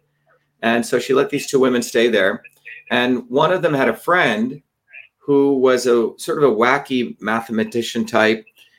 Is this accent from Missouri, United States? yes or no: no; Paterson, New Jersey, United States; also born or lived in Clifton / Parsippany / Livingston; when I grew up in New Jersey, I'd originally grown up in Patterson and then in Clifton and then in Parsippany.